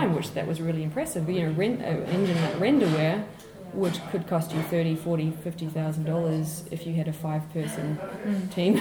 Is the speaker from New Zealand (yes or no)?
yes; New Zealand; also born or lived in Australia; now in France; I'm actually originally from New Zealand, but my working life has been in Australia and France, and I live in France now.